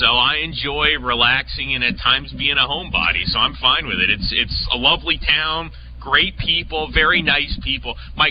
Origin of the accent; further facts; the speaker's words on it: San Diego, California, United States; moved away as an adult; now in Arkansas, United States; Born and raised in San Diego, and a totally different experience from California, being here in the great state of Arkansas.